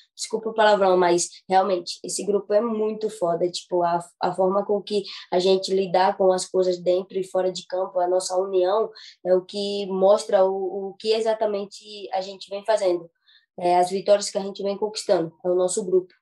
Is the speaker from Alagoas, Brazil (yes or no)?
yes; Maceió, Alagoas, Brazil; moved away; sou de Maceió, Alagoas